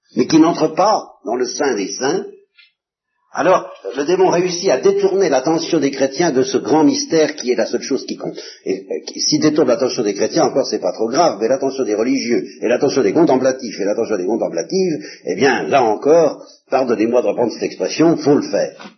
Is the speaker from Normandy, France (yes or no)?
yes; Normandy, France; je suis normand